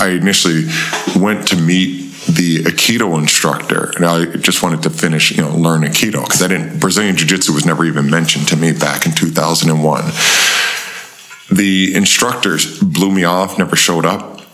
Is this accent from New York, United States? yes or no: yes; Buffalo, New York, United States; we grew up on uh, Goodyear Avenue uh, in Buffalo, New York.